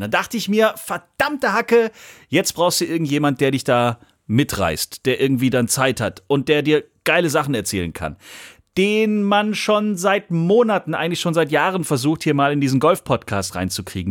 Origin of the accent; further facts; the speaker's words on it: Swabia, Germany; als Schwabe